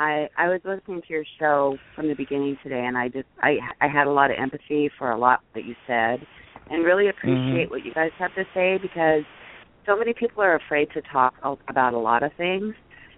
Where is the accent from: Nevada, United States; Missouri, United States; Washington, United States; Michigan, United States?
Washington, United States; Seattle; I'm from Seattle, Washington.